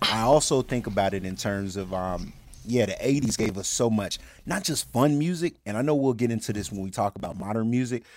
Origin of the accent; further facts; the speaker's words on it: Birmingham, Alabama, United States; moved away; I'm originally from Birmingham, Alabama